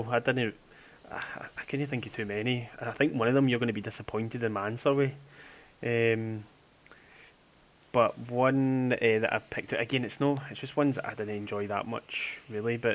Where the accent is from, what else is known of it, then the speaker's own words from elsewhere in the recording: Glasgow, Scotland, United Kingdom; Well, I'm k- still keen to know I'm from Glasgow, but whatever.